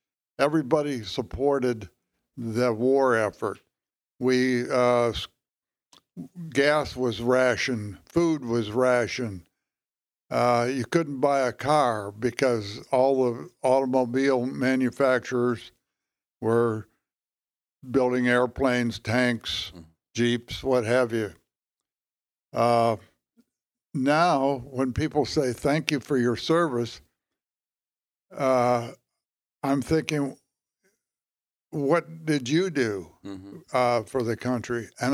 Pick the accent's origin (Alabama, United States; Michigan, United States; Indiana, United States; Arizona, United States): Michigan, United States; Detroit; Well, I grew up in Detroit